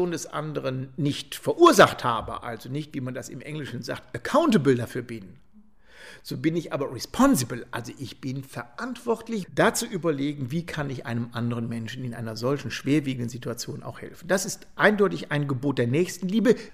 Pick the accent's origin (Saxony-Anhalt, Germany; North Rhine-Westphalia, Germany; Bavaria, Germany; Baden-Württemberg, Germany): Bavaria, Germany; Eichstätt; Wir haben, ich bin aus Eichstätt-Rebdorf, einen wunderbaren Friedhof.